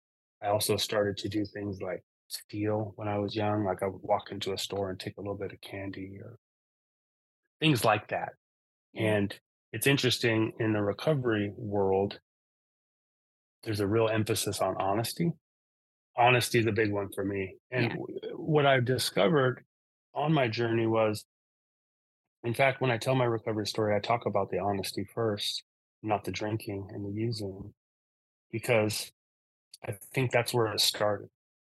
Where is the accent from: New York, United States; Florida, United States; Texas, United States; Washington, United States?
Washington, United States; Seattle; also born or lived in Eugene, Oregon; I was born in Eugene, Oregon. We moved up to Seattle, Washington when I was about 4 years old.